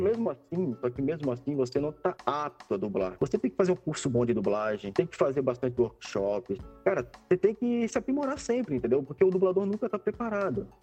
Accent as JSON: {"language": "Portuguese", "town": "Florianópolis", "region": "Santa Catarina", "country": "Brazil", "moved": "as an adult", "lives_now": "São Paulo, Brazil", "said": "eu sou de Florianópolis, Santa Catarina, e para me, me tornar dublador eu tive que me mudar para São Paulo"}